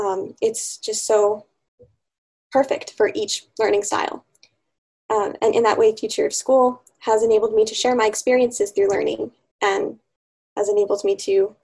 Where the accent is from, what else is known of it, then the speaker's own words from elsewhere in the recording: Wyoming, United States; moved away as an adult; now in Purcellville, United States; I'm from Wyoming. However, I'm currently attending Patrick Henry College in Percival, Virginia.